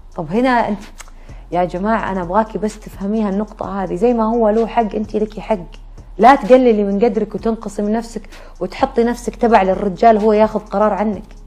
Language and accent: Arabic; Najd, Saudi Arabia; عندنا في نجد